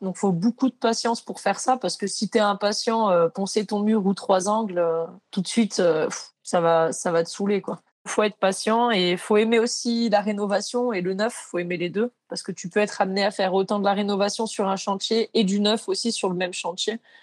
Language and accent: French; Maurienne, Auvergne-Rhône-Alpes, France; moved away; j'étais de Maurienne à la base, euh, quand j'avais 16 ans, j'ai cherché un apprentissage